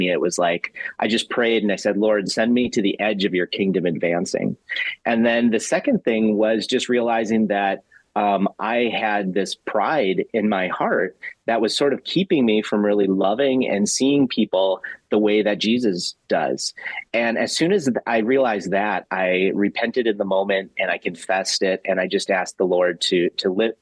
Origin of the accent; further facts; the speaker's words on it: Bismarck, North Dakota, United States; I grew up in Bismarck, North Dakota